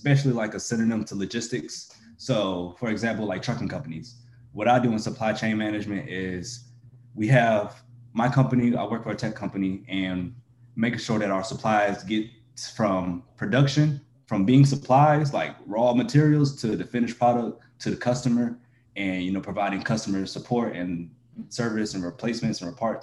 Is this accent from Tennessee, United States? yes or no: no; Greensboro, North Carolina, United States; Originally from Greensboro